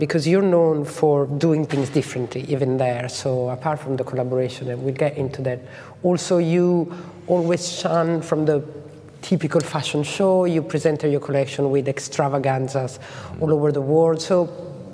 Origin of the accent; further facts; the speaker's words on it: Lugano, Ticino, Switzerland; my hometown in Lugano